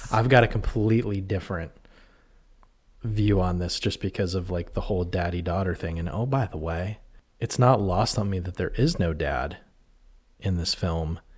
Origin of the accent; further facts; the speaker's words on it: New Castle, Pennsylvania, United States; I grew up in Newcastle, Pennsylvania, in Shenango Township